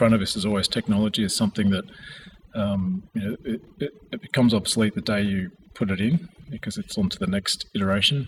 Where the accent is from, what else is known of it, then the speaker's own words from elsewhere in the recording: Australia; I am Australian, and part of my heritage is Carrig and Miriam from far north Queensland at the tip of Australia